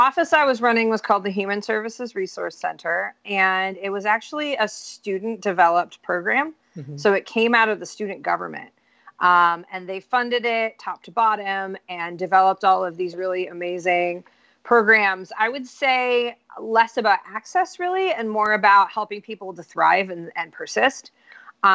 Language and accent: English; New York, United States; I'm originally from Central New York. I've lived in 8 states.